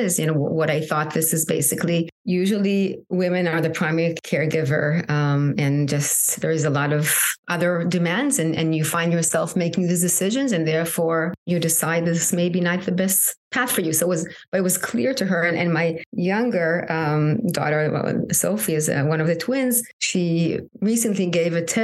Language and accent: English; Israel; moved away as an adult; now in United States; I'm originally from Israel. I'm sure that has impacting my identity living in the U.S.